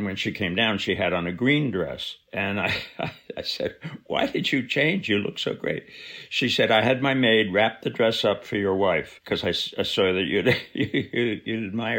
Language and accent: English; New Jersey, United States; I was a kid from New Jersey